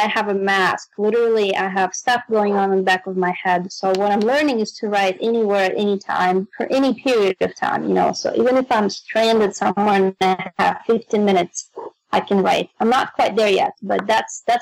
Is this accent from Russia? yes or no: yes; Moscow, Russia; English is a second language; moved away; I'm from Moscow, Russia